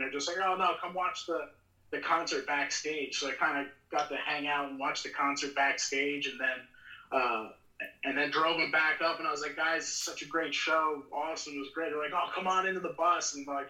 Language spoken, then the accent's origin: English; New Jersey, United States; now in Boise, United States; when I go back home to New Jersey to visit my family